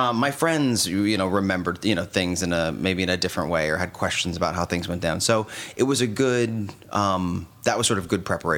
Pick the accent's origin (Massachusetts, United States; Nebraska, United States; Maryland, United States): Nebraska, United States; Omaha; now in New York, United States; So growing up in Omaha